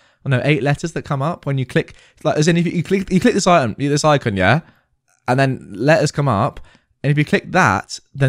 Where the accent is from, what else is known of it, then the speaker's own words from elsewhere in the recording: Germany; English is a second language; If you haven't guessed by now, I am from Germany and my mum lived in the GDR.